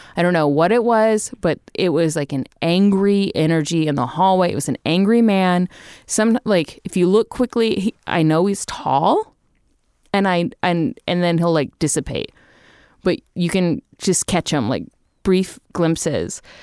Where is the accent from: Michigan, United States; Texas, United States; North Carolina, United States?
Texas, United States; Little River Academy; I grew up in Texas. I grew up in a town called Little River Academy, Texas, for the most part. Um, We moved there when I was thirteen